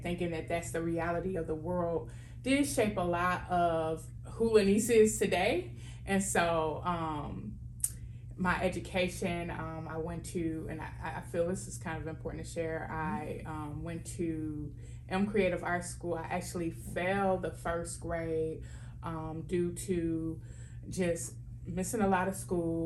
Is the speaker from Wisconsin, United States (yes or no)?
yes; Milwaukee, Wisconsin, United States; Born and raised in Milwaukee, Wisconsin